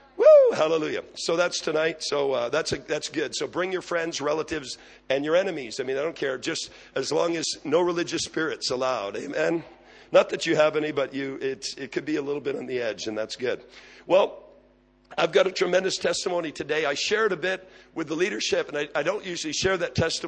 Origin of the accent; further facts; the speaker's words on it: Quebec, Canada; moved away as an adult; also born or lived in Abbotsford, British Columbia; now in British Columbia, Canada; I'm from Quebec